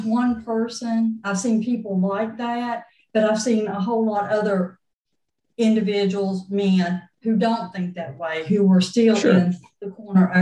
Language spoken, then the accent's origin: English; the South, United States; accent: Southern; That's just about being a Southerner